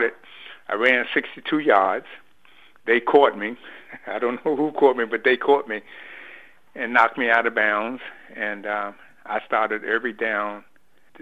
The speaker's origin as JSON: {"language": "English", "town": "Washington", "region": "District of Columbia", "country": "United States", "tie": "born or raised there", "said": "as a teenager growing up in River Terrace"}